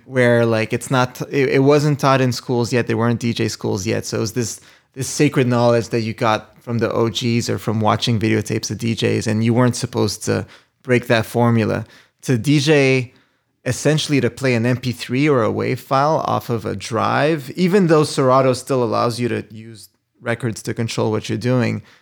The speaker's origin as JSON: {"language": "English", "town": "Montreal", "region": "Quebec", "country": "Canada", "tie": "born or raised there", "also_born_or_lived": "New York / Los Angeles", "moved": "yes", "said": "Originally from Montreal"}